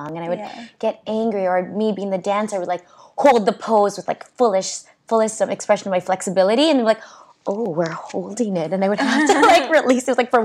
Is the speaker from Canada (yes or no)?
yes; Canada; also born or lived in Calgary; I'm Canadian